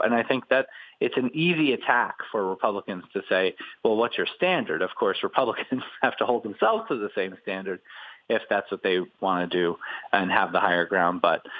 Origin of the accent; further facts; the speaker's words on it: New York, United States; As a New Yorker, I've certainly watched that.